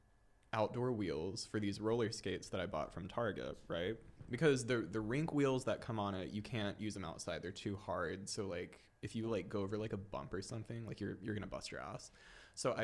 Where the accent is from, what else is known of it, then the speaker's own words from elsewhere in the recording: Savannah, Georgia, United States; I'm from Savannah. I've lived here my whole life